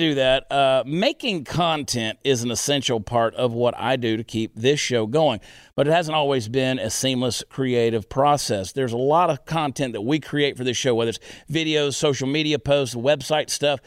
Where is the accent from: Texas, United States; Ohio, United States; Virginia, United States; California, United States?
Texas, United States; I was conceived in Dallas